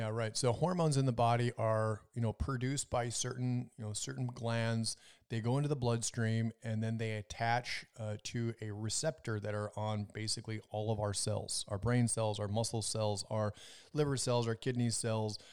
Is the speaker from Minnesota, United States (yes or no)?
yes; Minnesota, United States; moved away; also born or lived in Las Vegas; I'm from Minnesota